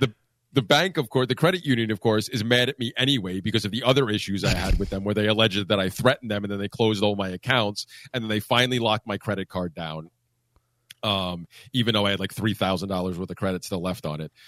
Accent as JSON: {"language": "English", "region": "Pennsylvania", "country": "United States", "tie": "born or raised there", "said": "that's the ski mountain I grew up on in Pennsylvania"}